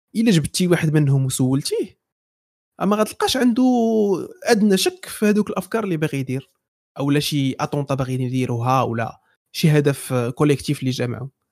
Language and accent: Arabic; Morocco; حنا مغاربه